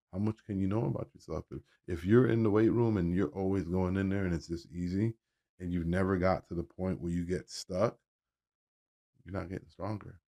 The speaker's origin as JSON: {"language": "English", "town": "Miami", "region": "Florida", "country": "United States", "also_born_or_lived": "North Carolina", "moved": "as an adult", "said": "I guess I'm from Miami"}